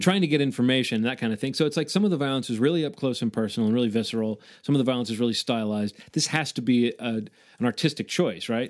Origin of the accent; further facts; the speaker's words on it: the South, United States; I am from the South